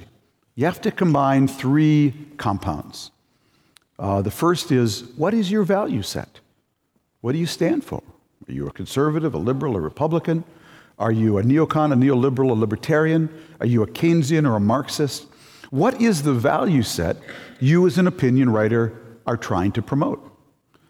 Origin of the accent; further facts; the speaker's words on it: Minnesota, United States; I grew up in Minnesota